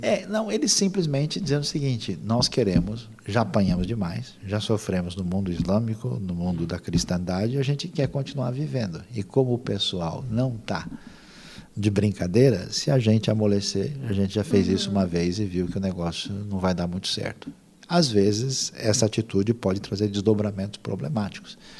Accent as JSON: {"language": "Portuguese", "country": "Brazil", "said": "nós somos do Brasil"}